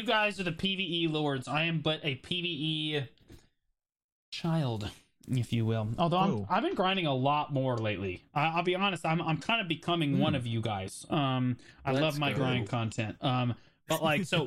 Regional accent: United States; I'm American

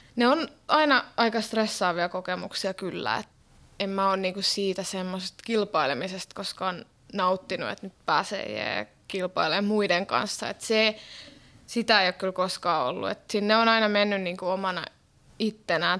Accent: Finland; moved away as an adult; also born or lived in Helsinki / Norway; now in Berlin, Germany; mä oon lähtöisin täältä Suomesta

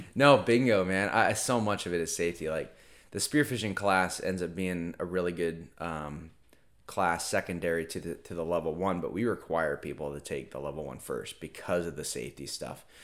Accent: Merritt Island, Florida, United States; born or raised there; also born or lived in Virginia

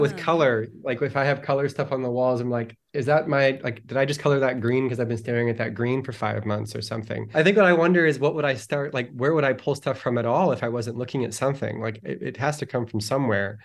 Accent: Toronto, Ontario, Canada; born or raised there; also born or lived in Winnipeg, Manitoba; now in Los Angeles, United States

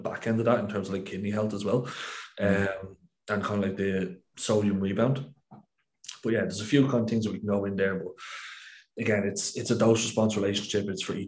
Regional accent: Ireland; as an Irishman

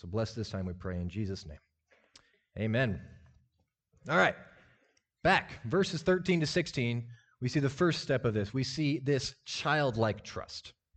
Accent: Lincoln, Nebraska, United States; I grew up in Lincoln, Nebraska, grew up in the church

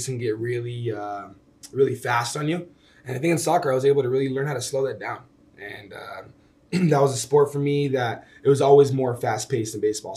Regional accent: Sacramento, California, United States; moved away as an adult; Growing up in Sacramento, man, it's very very homey

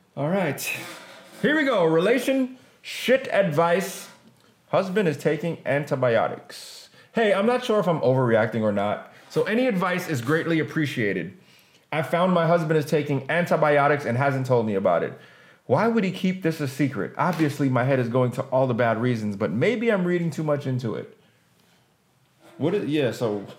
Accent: Jamaica; I'm Jamaican

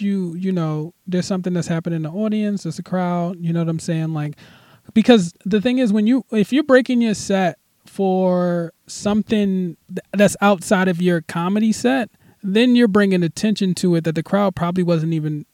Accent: Philadelphia, Pennsylvania, United States; moved away as an adult; now in Los Angeles, United States; I'm originally from Philly. I moved to L.A.

